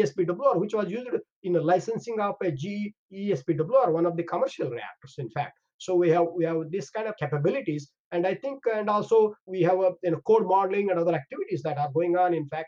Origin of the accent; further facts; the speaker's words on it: India; moved away as an adult; also born or lived in Canada; I'm from India.